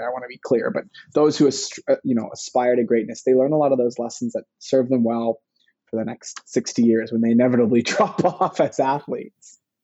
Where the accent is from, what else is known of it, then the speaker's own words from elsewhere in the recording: Vancouver, British Columbia, Canada; I was born in Vancouver, British Columbia, in Canada.